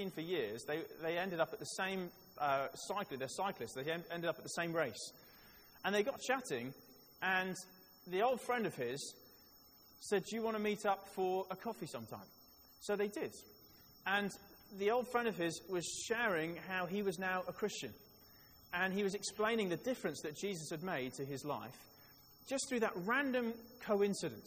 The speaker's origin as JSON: {"language": "English", "region": "Wales", "country": "United Kingdom", "tie": "born or raised there", "said": "I was born in Wales"}